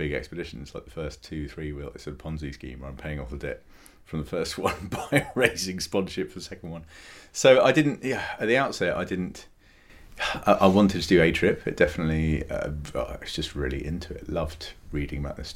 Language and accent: English; England, United Kingdom; I was born in England